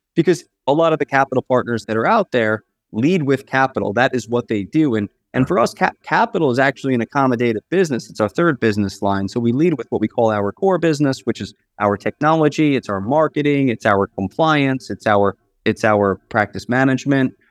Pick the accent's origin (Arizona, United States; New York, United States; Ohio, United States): New York, United States; Long Island; I'm from New York, born and raised and schooled.